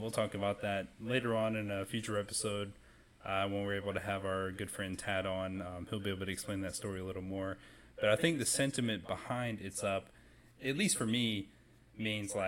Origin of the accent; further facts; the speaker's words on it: Rock Hill, South Carolina, United States; I'm from Rock Hill, South Carolina. It's where I've kind of grown up